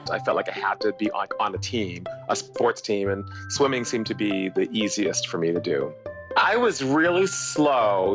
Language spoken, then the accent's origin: English; Boston, Massachusetts, United States; I grew up in Boston, in a town called West Roxbury